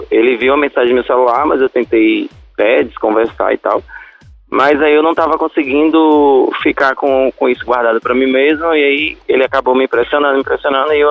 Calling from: Feira de Santana, Bahia, Brazil; Feira de Santana, Bahia.

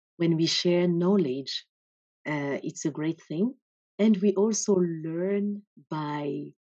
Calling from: Norway; I'm connecting from Norway.

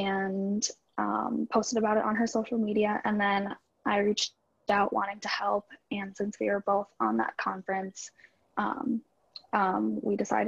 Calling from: Minnesota, United States; I'm from Minnesota.

